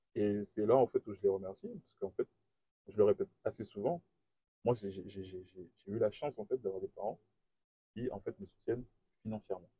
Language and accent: French; Guadeloupe; moved away as an adult; also born or lived in Paris; je viens de la Guadeloupe